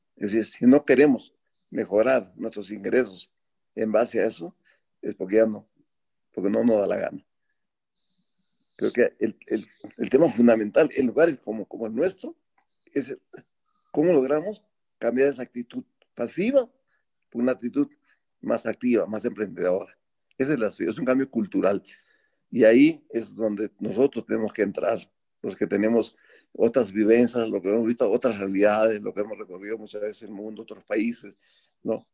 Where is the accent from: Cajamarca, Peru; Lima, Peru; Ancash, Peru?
Ancash, Peru; Bolognesi; moved away as an adult; yo decidí renunciar al IME y venir acá a volver a mi pueblo